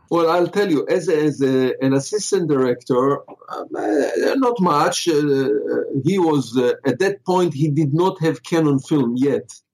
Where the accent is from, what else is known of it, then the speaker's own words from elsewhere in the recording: Israel; moved away as an adult; now in Los Angeles, United States; where I lived when I grew up in Israel, there was no film schools